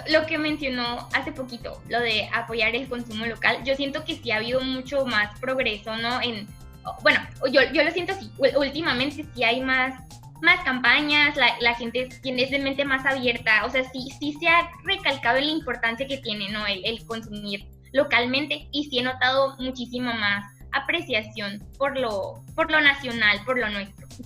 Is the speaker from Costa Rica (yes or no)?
no; Mexico; nosotros como mexicanos